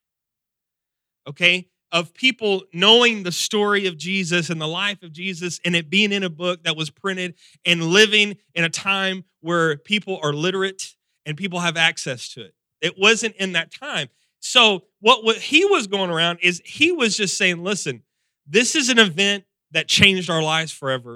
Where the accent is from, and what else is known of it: Texas, United States